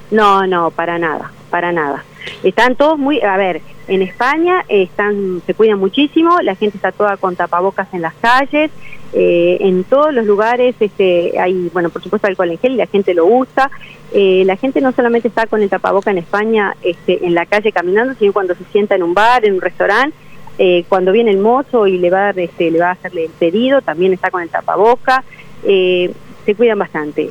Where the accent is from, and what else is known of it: Uruguay